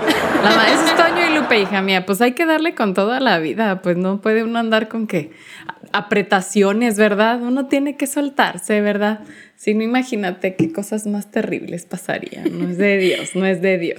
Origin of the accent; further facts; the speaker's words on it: Chihuahua, Mexico; soy originaria de la ciudad de Chihuahua